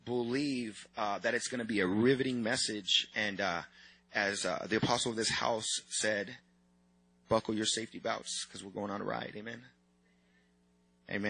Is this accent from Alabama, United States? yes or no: no; San Diego, California, United States; I'm from San Diego, California